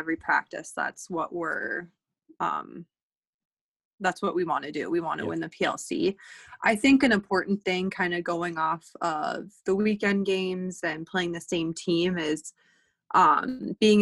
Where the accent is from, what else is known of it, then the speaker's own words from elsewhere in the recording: Minnesota, United States; moved away; I'm from Minnesota and that's where my family is